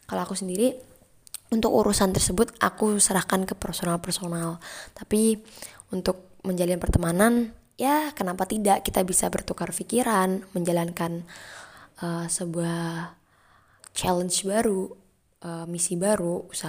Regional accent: Tuban, East Java, Indonesia; karena culture-nya itu dari aku Jawa Timur ya walaupun sama Jawa Timur aku dari Tuban teman aku banyakkan dari Surabaya

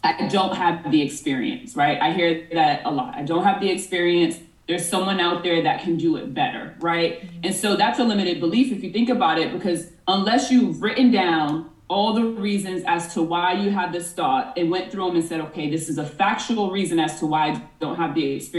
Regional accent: Boston, Massachusetts, United States; moved away as an adult; now in Los Angeles, United States; I'm originally from Boston, Mass, and I moved to LA in 2020

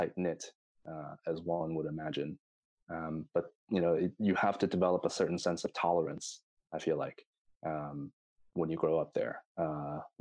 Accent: New York City, New York, United States; moved away as an adult; now in Stockholm, Sweden; the place where I grew up is in Queens, Elmhurst

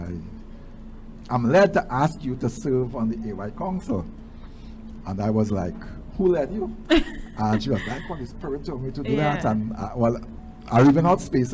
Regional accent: St. Augustine, Trinidad & Tobago; also born or lived in Arima, Trinidad and Tobago; We moved from Arima, where we were living. We came to live in St. Augustine, right on St. John Street there.

